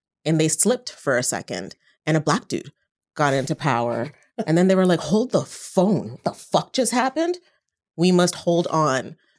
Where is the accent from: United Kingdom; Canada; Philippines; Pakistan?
Canada; moved away as an adult; now in United States; even as a Canadian